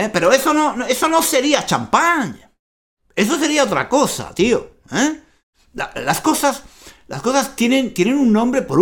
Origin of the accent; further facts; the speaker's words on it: Spain; soy, muy español, muy latino, eh, tengo la sangre muy caliente